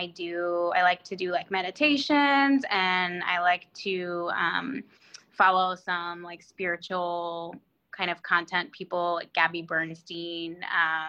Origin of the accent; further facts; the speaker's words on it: Annapolis, Maryland, United States; now in Falls Church, United States; I was born in 1984, so I'm 35, and I was born in Annapolis, Maryland